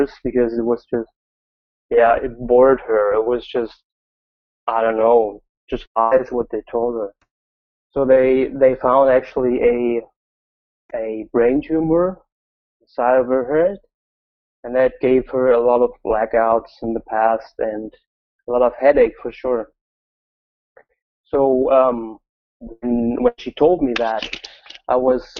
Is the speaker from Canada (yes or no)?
no; Germany; I'm from Germany